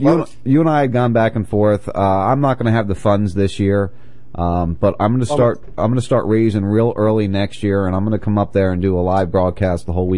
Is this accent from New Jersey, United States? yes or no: yes; New Jersey, United States; I grew up in South Jersey, just so you know.